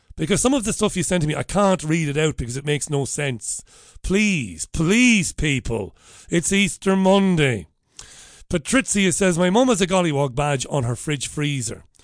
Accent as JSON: {"language": "English", "town": "Waterford", "region": "Munster", "country": "Ireland", "tie": "born or raised there", "said": "I'm a working class boy from Ballybeg in Waterford"}